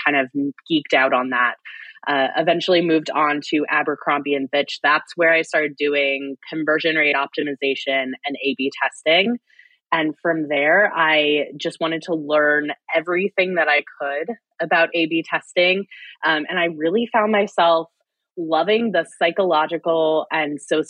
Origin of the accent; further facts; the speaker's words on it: Fort Wayne, Indiana, United States; moved away as an adult; I'm from Fort Wayne, Indiana. I actually just recently moved back